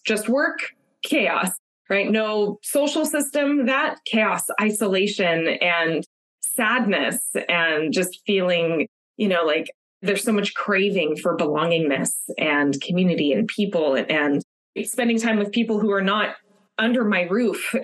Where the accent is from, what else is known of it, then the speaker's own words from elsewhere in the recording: Los Angeles, California, United States; moved away as an adult; now in San Francisco Bay Area, United States; I'm from Los Angeles originally, born and raised, tons of family, lots of friends that I grew up with all down there